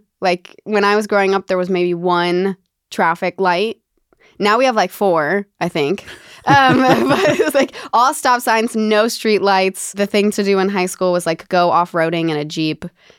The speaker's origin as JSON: {"language": "English", "town": "Lake Arrowhead", "region": "California", "country": "United States", "tie": "born or raised there", "said": "I grew up in Lake Arrowhead."}